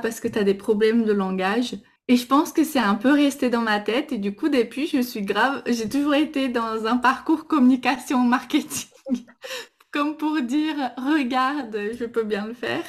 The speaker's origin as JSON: {"language": "French", "country": "Brazil", "second_language": "French", "moved": "yes", "lives_now": "France", "said": "je suis brésilienne, donc euh, vous allez sûrement entendre un petit accent"}